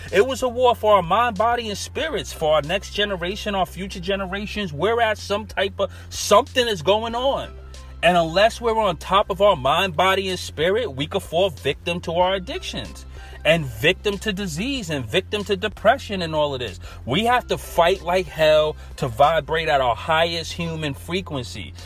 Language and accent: English; New York City, New York, United States; accent: New York; naturally I'm from Brooklyn and we all say earth